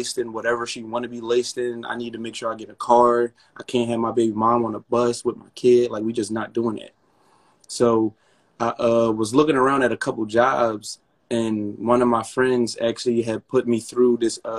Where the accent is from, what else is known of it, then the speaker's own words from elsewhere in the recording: Philadelphia, Pennsylvania, United States; I'm from Philly, and I went to school